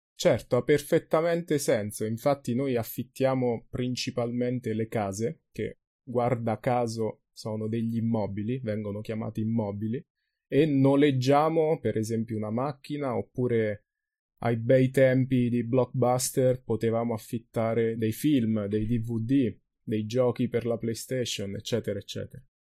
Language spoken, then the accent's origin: Italian; Ascoli Piceno, Marche, Italy; Ma se io vengo da Ascoli Piceno, la mia città, allora questo è il mio punto di partenza, ok? Io vengo da Ascoli.